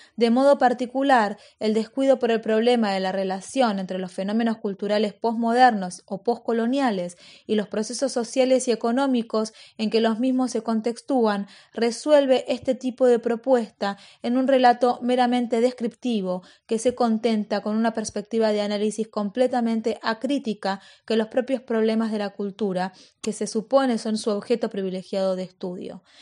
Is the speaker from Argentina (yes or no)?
yes; Argentina; los argentinos descendíamos de los barcos